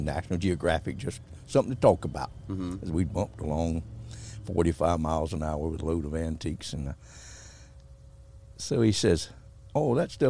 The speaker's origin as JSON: {"language": "English", "region": "Georgia", "country": "United States", "tie": "born or raised there", "also_born_or_lived": "St. Augustine, Florida", "said": "I was born down in St. Augustine, Florida in 1943 during the war. My folks went down there in the war to work, and I was born there. And then after the war, we moved back to Georgia on a 3-mule farm, tobacco and cotton, hard work."}